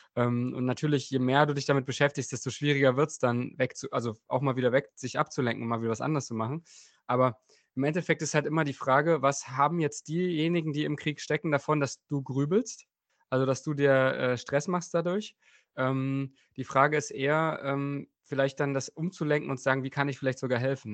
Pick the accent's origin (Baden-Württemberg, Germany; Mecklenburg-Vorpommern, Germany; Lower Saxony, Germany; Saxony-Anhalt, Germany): Saxony-Anhalt, Germany; Bernburg; der Ruderverein in meiner Heimatstadt ähm, Bernburg war direkt neben dem Fußballverein